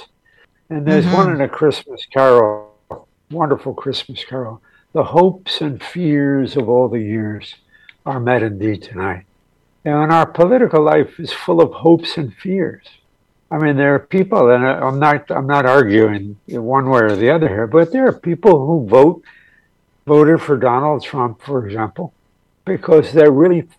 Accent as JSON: {"language": "English", "country": "United States", "said": "as an American, I love America. The reason why I love America is because it's the country that has nurtured me"}